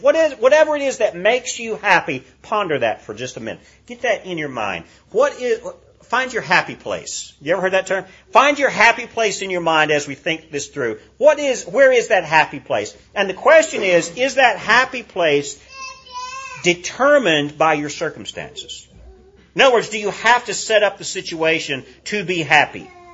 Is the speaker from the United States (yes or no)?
yes; United States; as American Christians